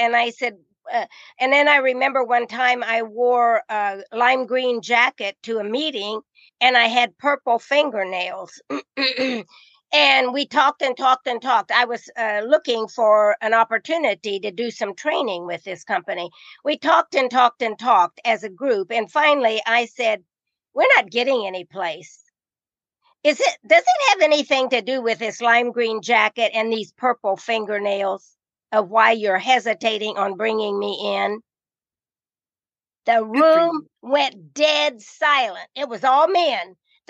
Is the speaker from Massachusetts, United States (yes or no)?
no; Indiana, United States; because I came from the Midwest, from Indiana